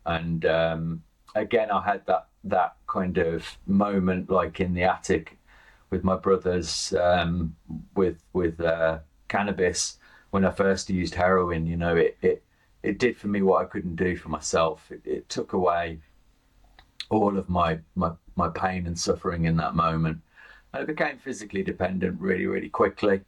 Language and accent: English; Birmingham, West Midlands, United Kingdom; I'm from Birmingham, uh, grew up in Birmingham through the 80s and 90s